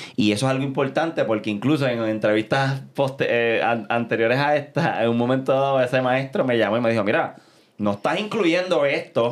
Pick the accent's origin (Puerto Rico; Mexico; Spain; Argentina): Puerto Rico; Caguas; also born or lived in San Juan, Puerto Rico; Yo soy mitad sanjuanero y mitad cagüeño. Así que en aquel momento de mi vida vivía en Caguas